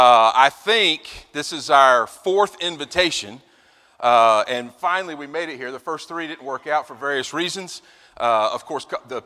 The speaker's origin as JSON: {"language": "English", "region": "North Carolina", "country": "United States", "tie": "born or raised there", "also_born_or_lived": "Virginia", "moved": "yes", "lives_now": "Lynchburg, Virginia, United States", "said": "So I grew up in North Carolina. I was born in Virginia. My family dates back to the 1600s, somewhere just north of the Virginia, North Carolina line, south of Richmond, and then for about 150 more years, right outside of Raleigh, Durham area."}